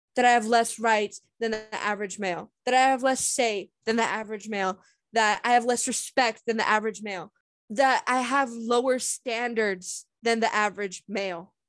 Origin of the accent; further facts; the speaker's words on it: United States; as an American